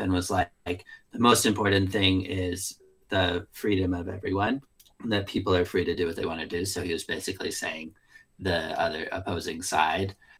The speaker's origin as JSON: {"language": "English", "region": "upstate New York", "country": "United States", "said": "I'm also from upstate New York. I'm not from Kinderhook"}